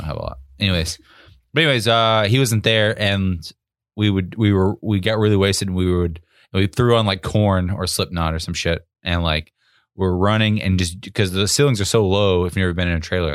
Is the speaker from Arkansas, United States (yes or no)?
yes; Arkansas, United States; where I grew up in Arkansas